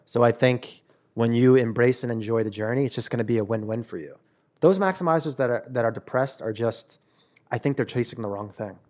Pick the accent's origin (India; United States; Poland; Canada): United States; New York; moved away as an adult; now in California, United States; I'm a New York guy, I'm from New York